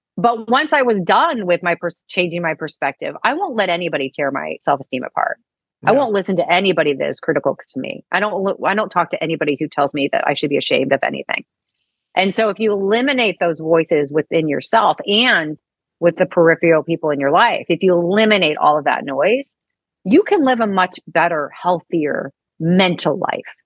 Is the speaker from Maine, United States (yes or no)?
no; St. Louis, Missouri, United States; moved away; also born or lived in Dallas; I grew up in St. Louis